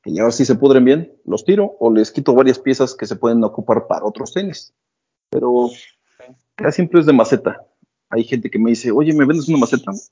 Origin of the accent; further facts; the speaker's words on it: Mexico City, Mexico; somos chilangos. Pero sí, del 32 llegué a usar varios pares.